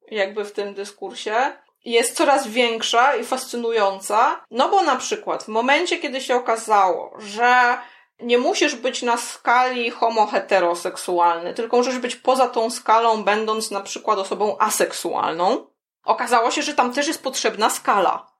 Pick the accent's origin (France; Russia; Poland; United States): United States; accent: American; first language English; Polish is a second language; I'm a native speaker of American English